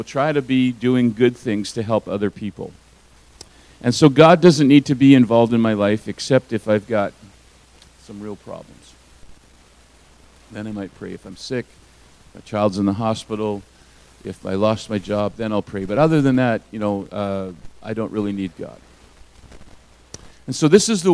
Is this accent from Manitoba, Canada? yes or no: no; Alberta, Canada; I grew up in Alberta, and in my first and second grade years, in the 1960s, we would start every morning with the Lord's Prayer